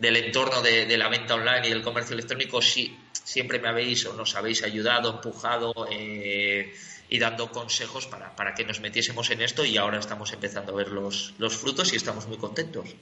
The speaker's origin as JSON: {"language": "Spanish", "town": "Gijón", "region": "Asturias", "country": "Spain", "tie": "born or raised there", "said": "Soy un chaval de Gijón"}